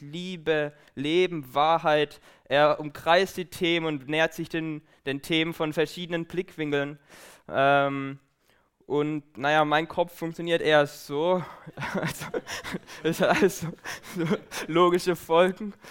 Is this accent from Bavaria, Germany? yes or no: no; Baden-Württemberg, Germany; moved away as an adult; now in Aachen, Germany; ich komme aus Baden